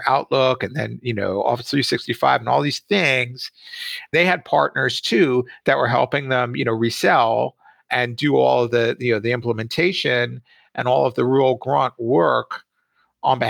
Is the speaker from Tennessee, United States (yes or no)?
no; Jersey Shore, New Jersey, United States; I grew up on the Jersey Shore here in the States